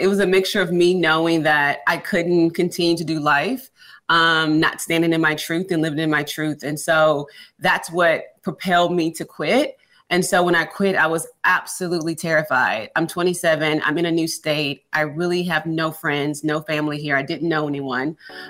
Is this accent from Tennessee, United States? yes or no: no; Houston, Texas, United States; No, born and raised in Houston, Texas.